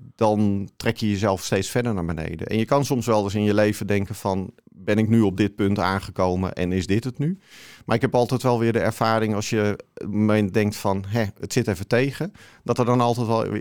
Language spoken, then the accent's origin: Dutch; Haarlemmermeer, North Holland, Netherlands; also born or lived in Amsterdam; now in Alkmaar, Netherlands; van oorsprong kom ik uit de Haarlemmermeer